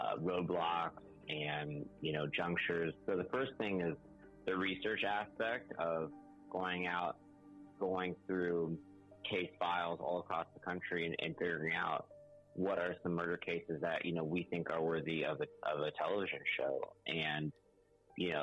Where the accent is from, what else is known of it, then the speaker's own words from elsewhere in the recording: Claremont, California, United States; I grew up in Southern California in a small town called Claremont.